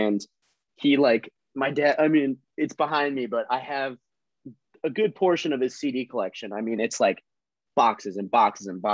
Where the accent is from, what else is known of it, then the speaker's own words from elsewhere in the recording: Cedarburg, Wisconsin, United States; I'm from the Berg, baby. I'm from Cedarburg